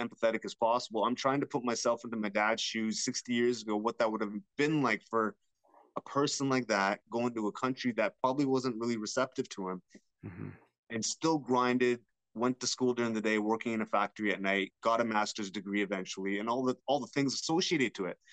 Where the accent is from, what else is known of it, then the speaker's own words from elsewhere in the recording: London, Ontario, Canada; I was born in London, Ontario.